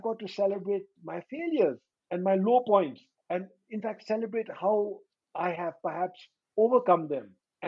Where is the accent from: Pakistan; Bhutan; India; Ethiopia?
Bhutan; five, I'm from Bhutan. Six, and I'm actually speaking from Bhutan. In fact, the capital city of Bhutan, Thimphu, on a bright sunny day.